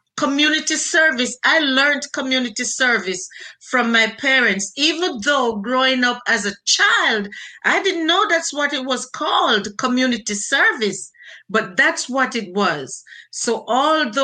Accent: Jamaica; moved away as an adult; now in United States; I was born and raised in Jamaica, had my basic education in Jamaica

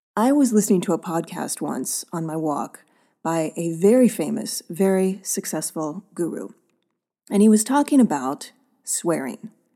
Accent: Oakland, California, United States; my hometown of Oakland

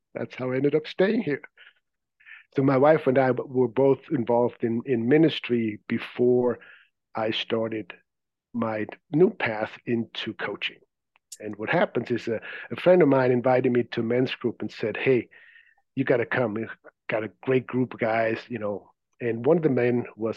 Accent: Zurich, Switzerland; English is a second language; moved away as an adult; As you may be able to detect from my accent, I wasn't born here. I grew up in Zurich, Switzerland

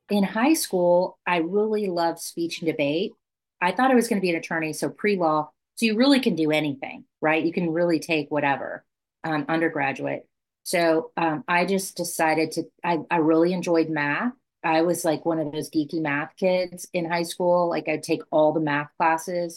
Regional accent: Southwest Kansas, United States; I grew up in Southwest Kansas

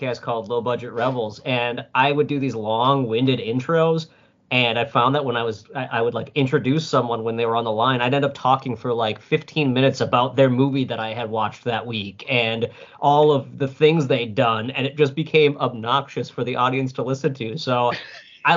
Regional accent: Minnesota, United States; I'm Minnesotan, so I've got the nice in me

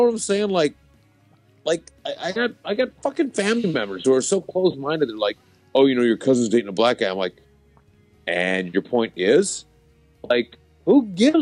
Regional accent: the South, United States; now in Southern California, United States; I grew up in the South

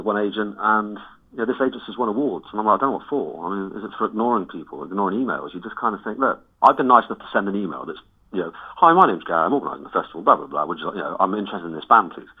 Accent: Cheltenham, South West England, United Kingdom; we're from Cheltenham, we're not a big band

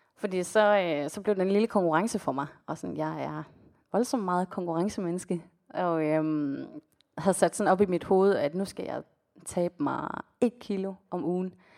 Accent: Denmark; also born or lived in Colombia; now in Copenhagen, Denmark

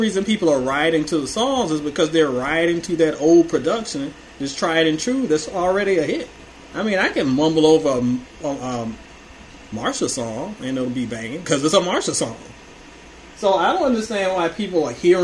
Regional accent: Hampton Roads, Virginia, United States; I am from the Hampton Roads area

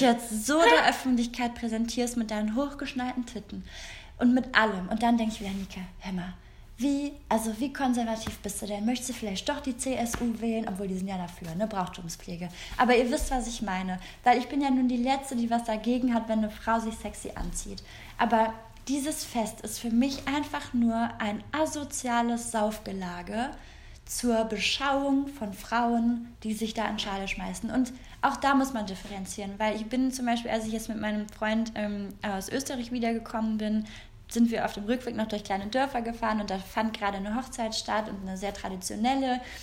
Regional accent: Korschenbroich, North Rhine-Westphalia, Germany; wir kommen ja beide aus Korschenbruch

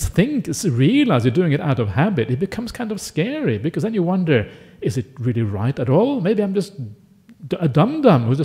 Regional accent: Norway; now in Australia; I grew up in Norway.

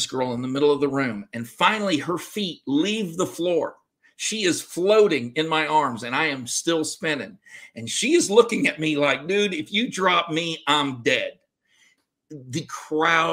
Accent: Cut and Shoot, Texas, United States; moved away as an adult; also born or lived in Germany; I went back to Texas. I was raised in Cut and Shoot, Texas

